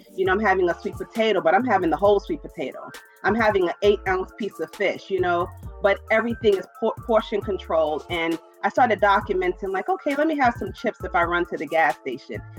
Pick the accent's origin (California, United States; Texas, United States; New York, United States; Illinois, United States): New York, United States; New York City; Brooklyn, New York.